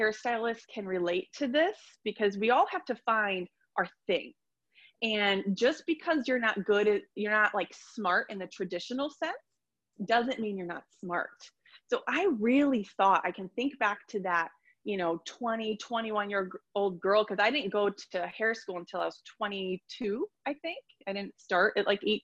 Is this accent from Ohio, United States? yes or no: yes; Ohio, United States; also born or lived in Columbus, Ohio; I'm from Ohio and I live in a small town